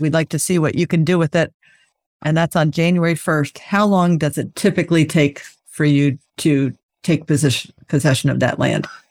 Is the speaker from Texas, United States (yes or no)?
no; San Francisco Bay Area, California, United States; I grew up in the San Francisco Bay Area